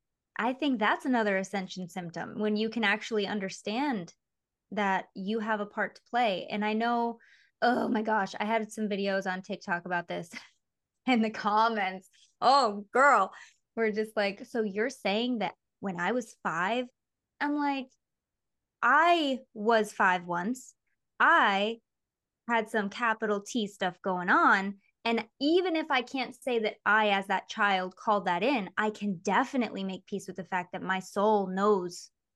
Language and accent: English; Michigan, United States; moved away as an adult; but even like me before I became a mom, and me before I moved to freaking LA when I was 20, growing up in Michigan, it's so far.